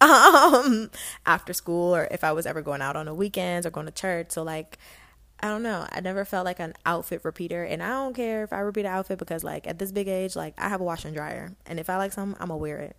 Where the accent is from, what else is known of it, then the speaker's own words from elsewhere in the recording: Stafford County, Virginia, United States; also born or lived in Guyana; growing up in Stafford County, I went to Brook Point